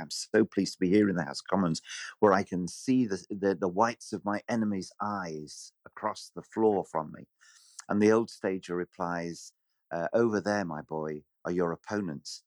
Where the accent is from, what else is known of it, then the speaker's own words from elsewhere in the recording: Bury, North West England, United Kingdom; my hometown was very, very marginal